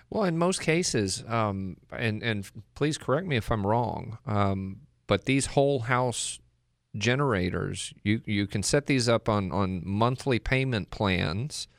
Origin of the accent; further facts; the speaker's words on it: Fort Worth, Texas, United States; moved away; I am from the Fort Worth